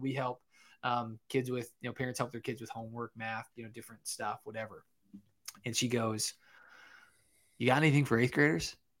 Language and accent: English; Michigan, United States; I'm actually from Michigan.